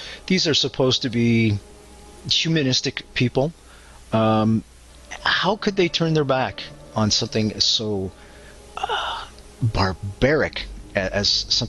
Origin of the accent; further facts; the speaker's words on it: Montreal, Quebec, Canada; moved away; Right there in Quebec, folks, my old hometown of Montreal